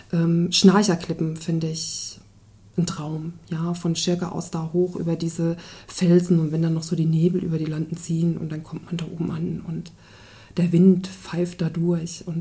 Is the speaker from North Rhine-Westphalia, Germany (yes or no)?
no; Lower Saxony, Germany; weil es einfach von meinem Heimatort oder von Braunlage sehr nah ist